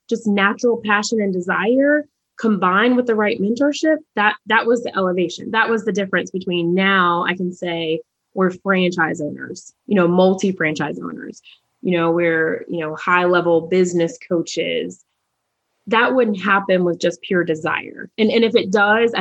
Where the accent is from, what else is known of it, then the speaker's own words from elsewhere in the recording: Charlotte, North Carolina, United States; I'm from Charlotte, North Carolina, and we had a minority achievement program